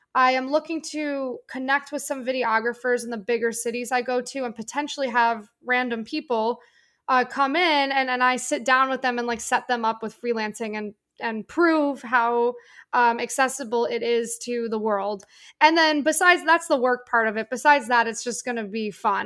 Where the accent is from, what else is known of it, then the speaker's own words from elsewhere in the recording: Northeast, United States; I'm from the Northeast